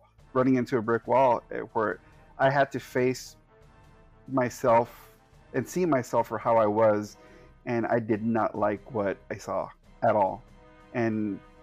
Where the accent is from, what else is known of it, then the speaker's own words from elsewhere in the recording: the Valley, Texas, United States; now in San Antonio, United States; I moved away from my hometown, and that's when the process started. Because my hometown is extremely toxic. It's extremely misogynistic.